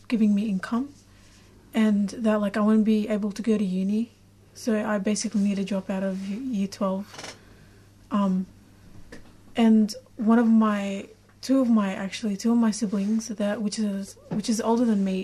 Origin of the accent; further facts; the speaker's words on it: Iraq; now in Australia; I'm from Iraq